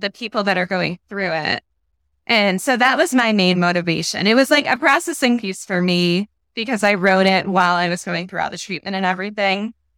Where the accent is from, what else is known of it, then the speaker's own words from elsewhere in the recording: Connecticut, United States; now in Massachusetts, United States; I'm from New England. Grew up in Connecticut. Now live in Massachusetts